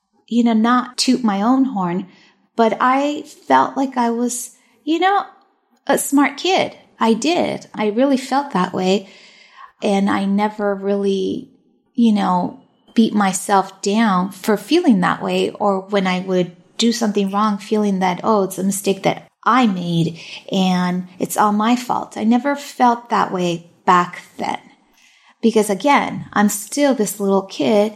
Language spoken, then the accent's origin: English; Long Beach, California, United States; first language Spanish; English is a second language; also born or lived in Fountain Valley, California; I was actually born here in Long Beach, California. So I'm a true Angelina through and through. And, you know, I did not speak English until I got to kindergarten